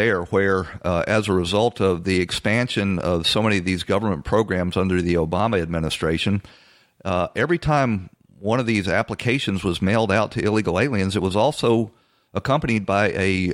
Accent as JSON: {"language": "English", "town": "Atlanta", "region": "Georgia", "country": "United States", "moved": "yes", "lives_now": "Florida, United States", "said": "I'm from Atlanta. That's where I cut my political teeth"}